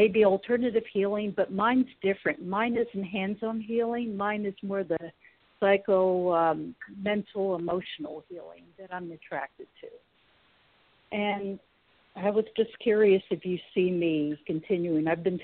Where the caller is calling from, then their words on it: California, United States; I'm from California.